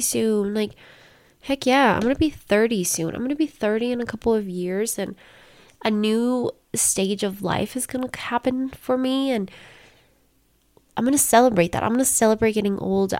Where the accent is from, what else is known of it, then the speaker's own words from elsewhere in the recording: Colorado, United States; first language Spanish; English is a second language; I was born and raised in Colorado